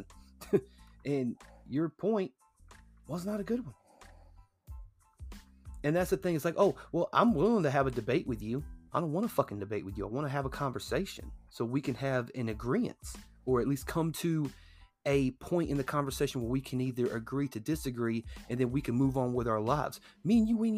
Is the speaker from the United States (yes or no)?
yes; United States; I was born in the United States